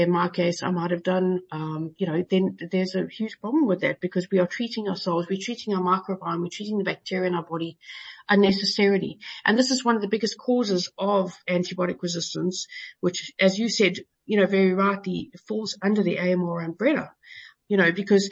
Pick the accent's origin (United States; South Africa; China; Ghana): South Africa; Johannesburg, Gauteng; now in United Kingdom; I live in the UK at the moment, even though I came from Joburg originally